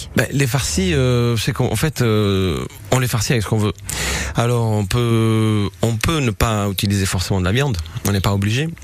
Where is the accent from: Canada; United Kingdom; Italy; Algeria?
Italy; Southern Italy; now in France; je viens du sud de l'Italie